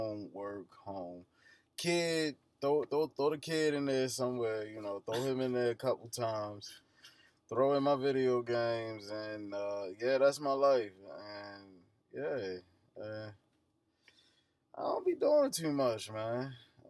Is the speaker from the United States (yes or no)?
yes; Baltimore, Maryland, United States; I'm from Baltimore